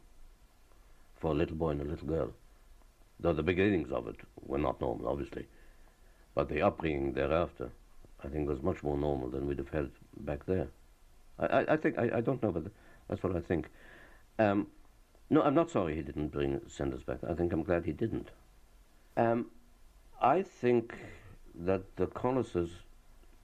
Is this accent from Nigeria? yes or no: no; Ireland; also born or lived in Czechoslovakia; I was brought up in Ireland. I was educated in Ireland.